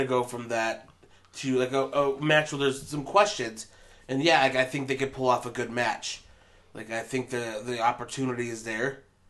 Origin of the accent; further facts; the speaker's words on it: Payette, Idaho, United States; I'm from Payette.